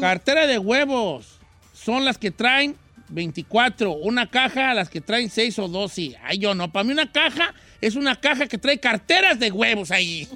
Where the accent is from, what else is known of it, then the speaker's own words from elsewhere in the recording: Mexico; now in United States; yo soy del rancho